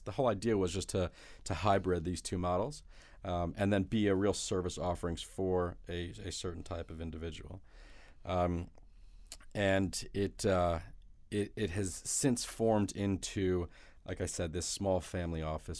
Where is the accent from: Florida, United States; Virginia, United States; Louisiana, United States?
Florida, United States; South; moved away as an adult; also born or lived in Detroit, Michigan; now in New York City, United States; I'm from Detroit, but I grew up in South Florida